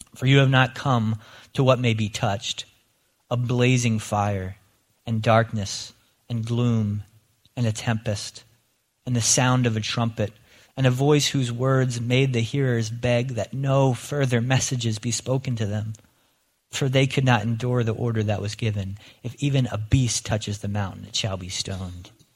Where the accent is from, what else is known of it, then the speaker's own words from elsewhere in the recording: Lancaster County, Pennsylvania, United States; moved away; as a kid growing up in Lancaster County